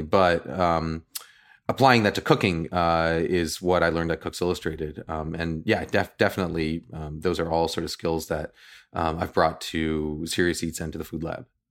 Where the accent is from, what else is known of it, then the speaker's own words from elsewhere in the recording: New York, United States; now in Bay Area, United States; I'm from New York